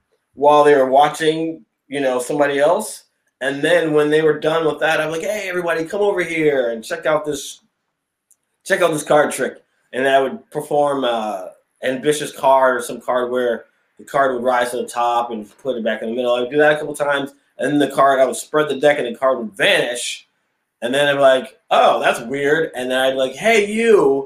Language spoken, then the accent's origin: English; Springfield, Massachusetts, United States; also born or lived in Connecticut / Westfield, Massachusetts / Los Angeles / Las Vegas; So I'm originally from Springfield, Massachusetts. That's where I currently am now.